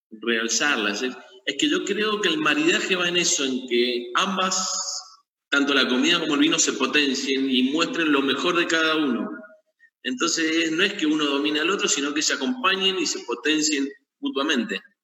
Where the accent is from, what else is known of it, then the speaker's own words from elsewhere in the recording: Mendoza, Argentina; nací en Mendoza, he vivido en Mendoza toda mi vida